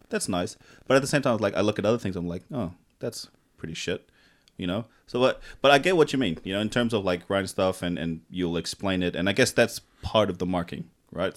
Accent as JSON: {"language": "English", "country": "Tonga", "tie": "born or raised there", "also_born_or_lived": "Fiji", "moved": "yes", "said": "I grew up in Tonga"}